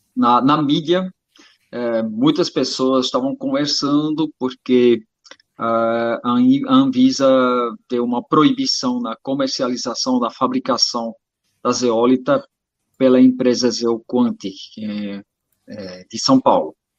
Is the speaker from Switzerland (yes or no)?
yes; Switzerland; eu sou suíço, naturopata